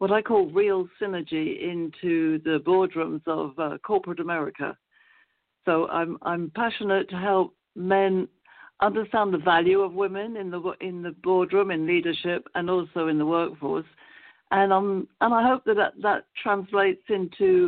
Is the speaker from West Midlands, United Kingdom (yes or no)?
no; London, United Kingdom; moved away as an adult; as you might tell from my accent, I come from London, England.